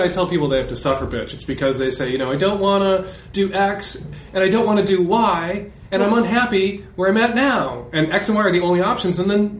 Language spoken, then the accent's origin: English; Midwest, United States; We're Midwestern Irish Catholics.